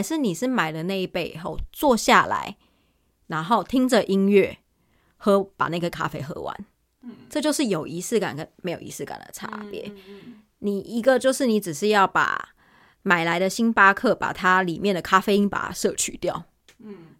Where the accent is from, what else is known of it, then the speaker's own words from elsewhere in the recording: Taiwan; now in South Korea; 但毕竟我是台湾人啦